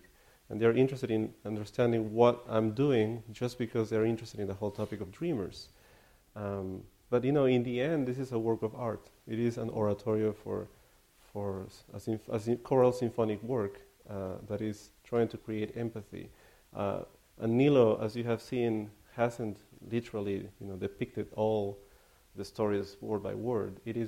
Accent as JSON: {"language": "English", "region": "California", "country": "United States", "said": "Slightly. I'm from California as well."}